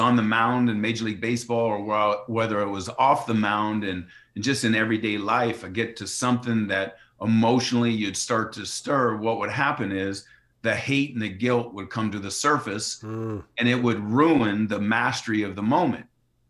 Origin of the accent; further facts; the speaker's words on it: New York, United States; after growing up in Yankee Stadium, and it's like, you know, being around my father's environment and being inspired to want to follow in his footsteps